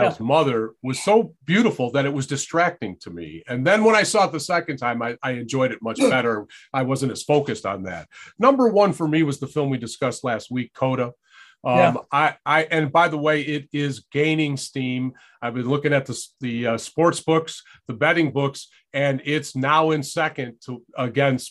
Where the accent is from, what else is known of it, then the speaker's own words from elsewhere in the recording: Detroit, Michigan, United States; my childhood growing up in Detroit